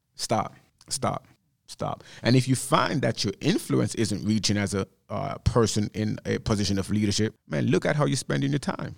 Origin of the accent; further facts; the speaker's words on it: Jamaica; moved away; Growing up in Jamaica